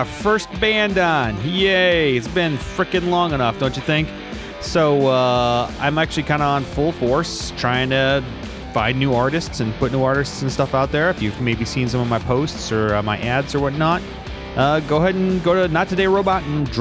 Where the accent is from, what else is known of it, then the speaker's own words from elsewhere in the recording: United States; now in Pasadena, United States; I grew up outside Chicago, kind of on the Indiana side